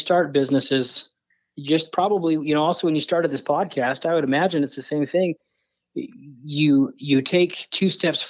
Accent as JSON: {"language": "English", "region": "Midwest", "country": "United States", "tie": "born or raised there", "also_born_or_lived": "Bountiful", "lives_now": "Utah, United States", "said": "actually lived in Bountiful for about 4 years, but then we lived in Ohio and Kansas and Illinois. So I grew up kind of in the Midwest in those flyover states."}